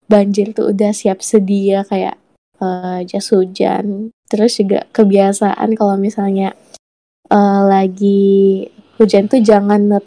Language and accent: Indonesian; Malinau, North Kalimantan, Indonesia; jadi aku tuh asli orang Malinau kan hmm. masalah banjir di Malinau itu di tempatku ya alhamdulillah nggak begitu sering ya.